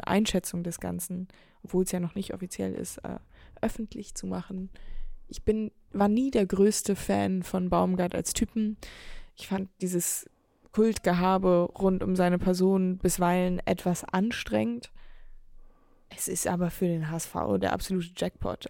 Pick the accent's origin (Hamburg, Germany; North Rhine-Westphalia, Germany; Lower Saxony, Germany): Hamburg, Germany